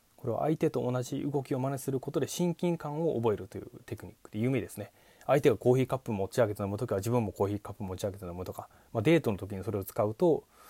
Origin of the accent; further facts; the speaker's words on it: Kochi, Japan; 僕出身高知県なんですけれども